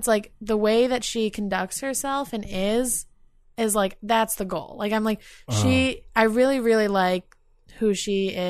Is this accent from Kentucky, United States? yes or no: no; Albany, New York, United States; I am from Albany, but I'm not into that stuff.